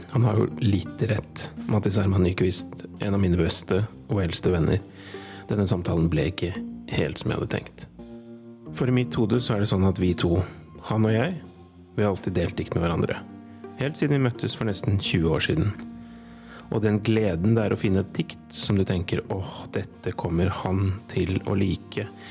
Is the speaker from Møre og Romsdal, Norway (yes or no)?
no; Gjøvik, Innlandet, Norway; Jeg kommer jo fra Gjøvik-traktene.